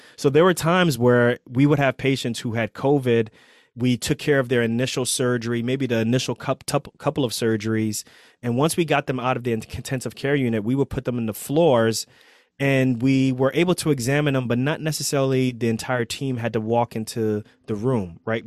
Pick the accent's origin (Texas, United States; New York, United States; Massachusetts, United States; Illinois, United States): New York, United States; New York City; moved away as an adult; also born or lived in Pennsylvania; I grew up in Queens